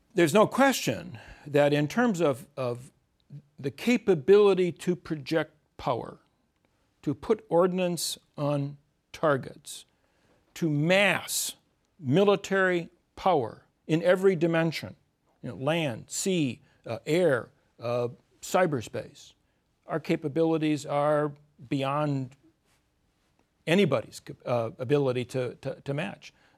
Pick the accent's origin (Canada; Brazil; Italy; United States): United States; Midwest; I was born in the Midwest, grew up in the Midwest